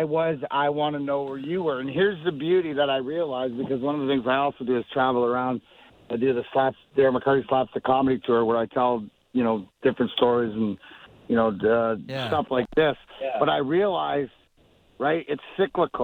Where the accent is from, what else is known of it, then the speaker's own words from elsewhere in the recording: Leamington, Ontario, Canada; I grew up in Leamington